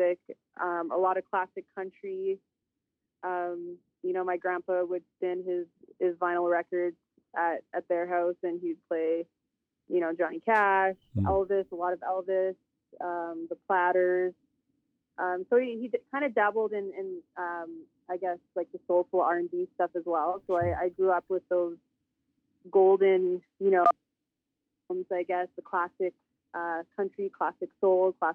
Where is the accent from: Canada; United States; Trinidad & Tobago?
Canada; Northern Alberta; I'm originally from Northern Alberta, Treaty 8 territory, from the Tall Cree tribe, Tall Cree Nation, and I'm also Métis. I grew up on the Métis settlement as well